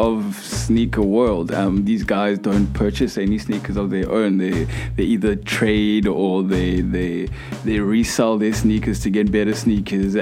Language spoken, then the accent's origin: English; Port Elizabeth, Eastern Cape, South Africa; also born or lived in Plettenberg Bay; now in Cape Town, South Africa; born in Plettenberg Bay, growing up in Port Elizabeth